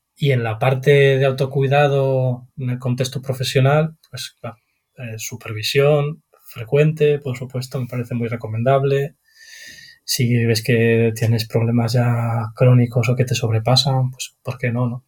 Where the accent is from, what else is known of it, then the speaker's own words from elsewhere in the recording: Galicia, Spain; aparte de psicólogo soy gallego